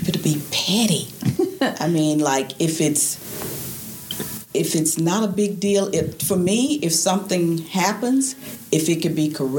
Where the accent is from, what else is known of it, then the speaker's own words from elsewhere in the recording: Memphis, Tennessee, United States; I'm from Memphis, Tennessee.